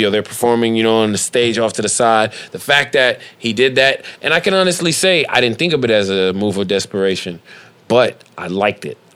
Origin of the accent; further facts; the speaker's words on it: Detroit, Michigan, United States; I am from Detroit. This is New York.